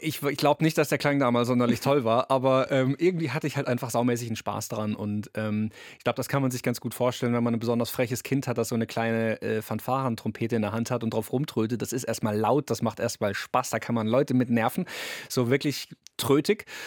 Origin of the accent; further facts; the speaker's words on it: Karlsruhe, Baden-Württemberg, Germany; ich komme aus Karlsruhe